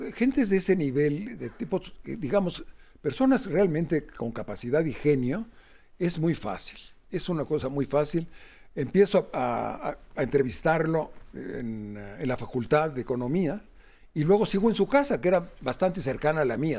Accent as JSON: {"language": "Spanish", "region": "Chihuahua", "country": "Mexico", "said": "yo vengo de Chihuahua"}